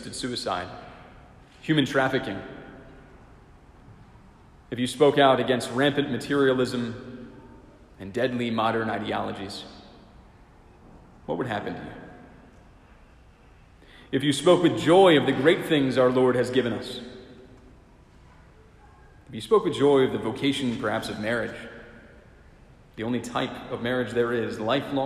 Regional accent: Silver Spring, Maryland, United States; I'm glad I'm from Silver Spring and not from Rockville.

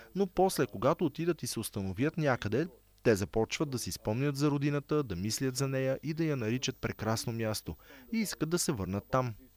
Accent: Sarajevo, Federation of Bosnia and Herzegovina, Bosnia & Herzegovina; Аз бях тинейджър, когато войната в Босна избухна. Бях в Сараево, а Сараево беше под обсада в продължение на 4 години

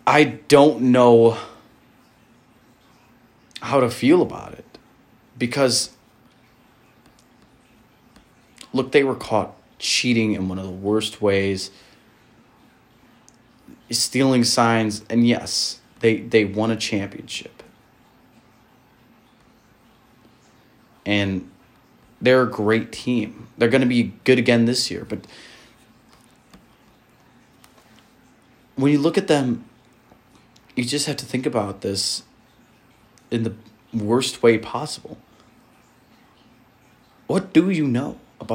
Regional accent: Milwaukee, Wisconsin, United States; I grew up in Milwaukee my whole life, rooting for the Brewers

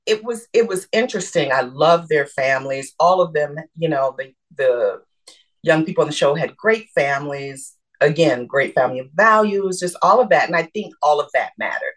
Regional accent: Michigan, United States; I'm from Michigan.

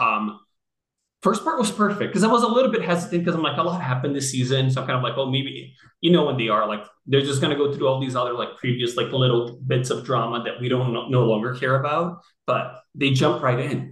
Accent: Rio de Janeiro, Brazil; also born or lived in San Francisco / New York; now in Los Angeles, United States; I'm from Rio

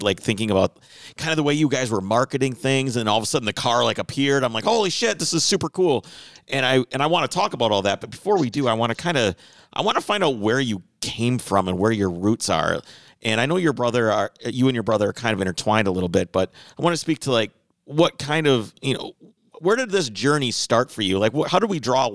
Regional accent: Minnesota, United States; we're from Minnesota

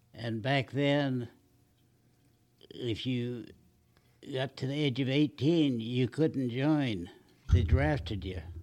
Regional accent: Long Beach, California, United States; Long Beach, California

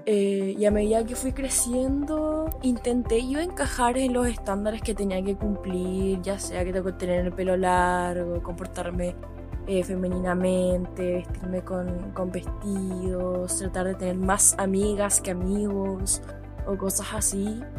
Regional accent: Chile; Soy de Chile

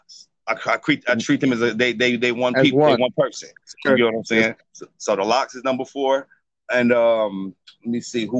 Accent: Detroit, Michigan, United States; I'm from Detroit

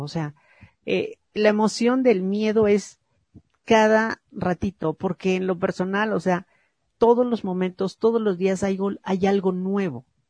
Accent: Mexico; porque nacimos en México

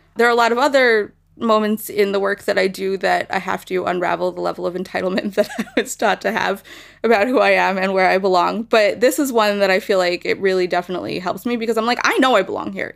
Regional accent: United States; as American Jews

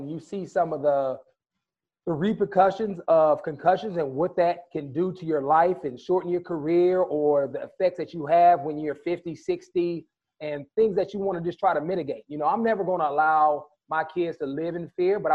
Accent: California, United States; when I grew up in California

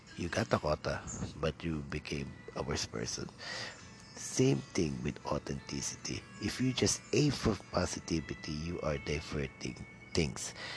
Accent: Quezon City, Metro Manila, Philippines; first language Tagalog; English is a second language; I'm from Manila, or Quezon City to be exact

